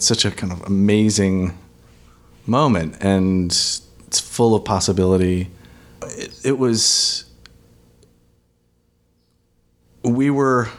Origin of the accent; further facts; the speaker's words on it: Minnesota, United States; now in Los Angeles, United States; I have lived in Los Angeles for about 20 years. I'm originally from Minnesota.